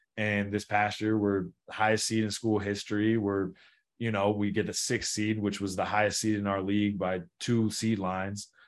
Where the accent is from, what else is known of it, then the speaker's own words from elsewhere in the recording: Pullman, Washington, United States; growing up in Pullman was awesome.